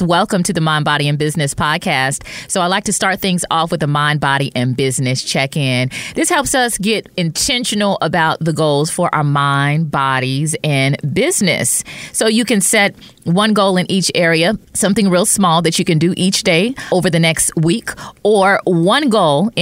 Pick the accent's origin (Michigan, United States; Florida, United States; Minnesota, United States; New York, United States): Michigan, United States; Detroit; Spending time with my cousins growing up in Detroit